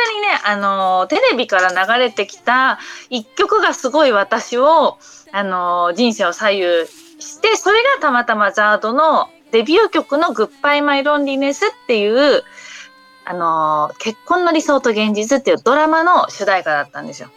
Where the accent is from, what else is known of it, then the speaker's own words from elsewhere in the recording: Ibaraki, Japan; also born or lived in Chiba Prefecture; 千葉県生まれの茨城県育ち